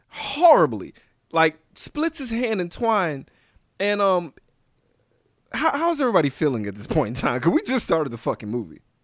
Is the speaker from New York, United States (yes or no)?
no; Louisiana, United States; Louisiana. That's my home state